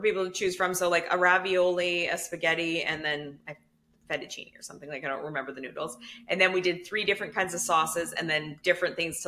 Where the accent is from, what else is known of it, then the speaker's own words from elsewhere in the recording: Canada; accent: Canadian; I would hear our accent